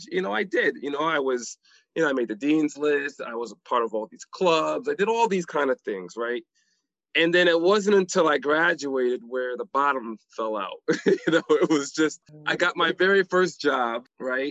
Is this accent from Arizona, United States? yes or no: no; New Haven, Connecticut, United States; I grew up in New Haven, Connecticut